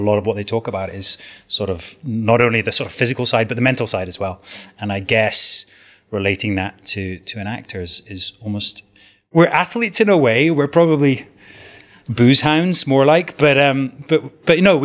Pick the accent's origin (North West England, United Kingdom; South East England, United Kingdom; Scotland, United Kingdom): Scotland, United Kingdom; Southwest; also born or lived in Edinburgh; I was born and brought up in Southwest Scotland, in a very rural area